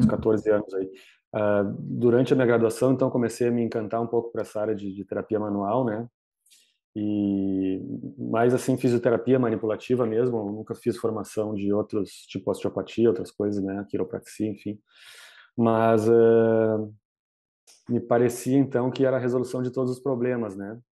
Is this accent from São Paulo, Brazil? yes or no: no; Porto Alegre, Rio Grande do Sul, Brazil; eu sou daqui de Porto Alegre, né, no Rio Grande do Sul